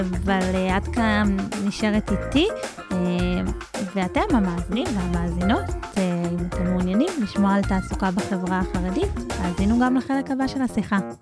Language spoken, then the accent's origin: Hebrew; Lehavim, Southern District, Israel; אני גדלתי בלהבים, זה בין אה, רהט ללקיה